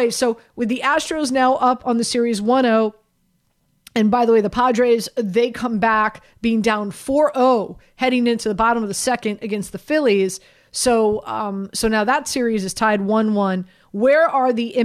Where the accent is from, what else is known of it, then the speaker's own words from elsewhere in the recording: Miami, Florida, United States; moved away; I grew up in Miami.